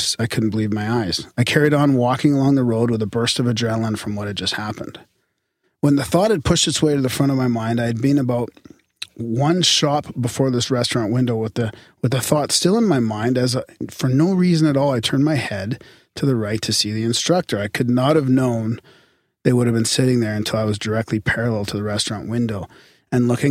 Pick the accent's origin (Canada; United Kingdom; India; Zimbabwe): Canada; We're Canadian